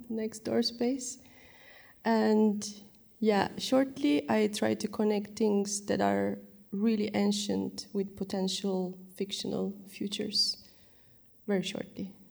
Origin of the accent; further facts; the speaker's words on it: Turkey; now in Amsterdam, Netherlands; uh, I'm from Turkey. I live in Amsterdam. I'm the one who doesn't speak, speak Dutch properly.